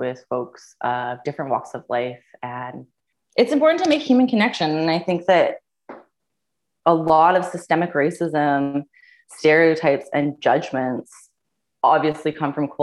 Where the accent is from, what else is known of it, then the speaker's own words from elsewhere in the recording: British Columbia Yukon border, Canada; now in Vancouver, Canada; I'm originally from the British Columbia Yukon border, or as we will call it, Delu